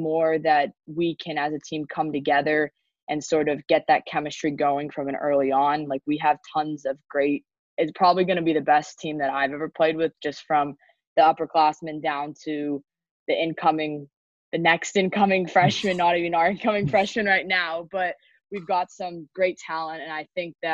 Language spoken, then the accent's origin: English; up by San Jose, Northern California, United States; I grew up obviously in California